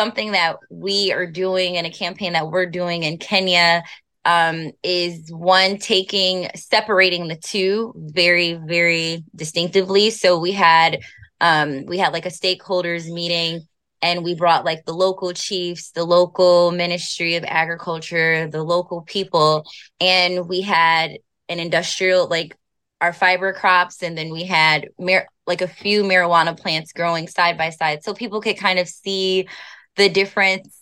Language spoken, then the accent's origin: English; United States; I'm African American